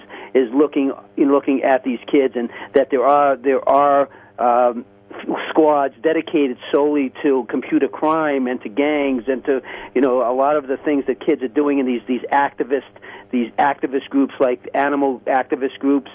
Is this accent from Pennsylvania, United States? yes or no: no; New York City, New York, United States; I grew up in Spanish Harlem